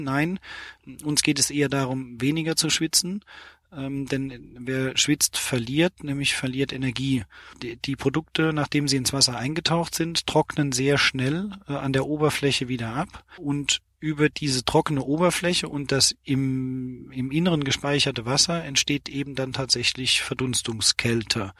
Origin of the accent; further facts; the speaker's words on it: Steinbach bei Ottweiler, Saarland, Germany; ich bin ein gebürtiger Saarländer, komme aus einem Ort namens äh, Steinbach bei Ottweiler